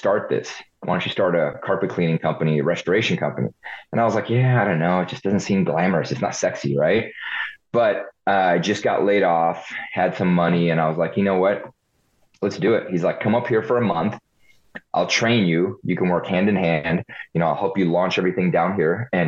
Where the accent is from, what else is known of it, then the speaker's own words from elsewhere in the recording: United States; also born or lived in Hungary / Ohio / California; So I was born in Hungary, first generation. Left Hungary in 82 when it was still communist, so we defected. Came to the state for the American dream. Moved to Ohio, lived on a farm for a few years